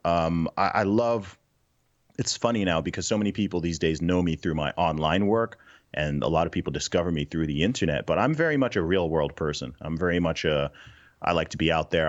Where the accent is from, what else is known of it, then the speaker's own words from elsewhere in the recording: Saudi Arabia; moved away; also born or lived in Nigeria; My family background is originally from, originally from Nigeria, but I grew up in the Middle East. I grew up in Saudi Arabia